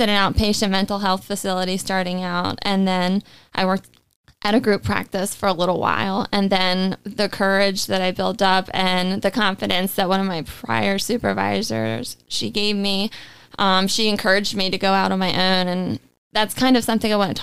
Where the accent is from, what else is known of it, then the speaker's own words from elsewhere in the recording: Harford County, Maryland, United States; also born or lived in Baltimore; I was born in Baltimore, and I grew up in Harford County.